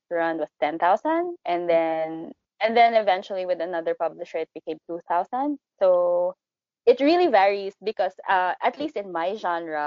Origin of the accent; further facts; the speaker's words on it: Philippines; we're Filipino authors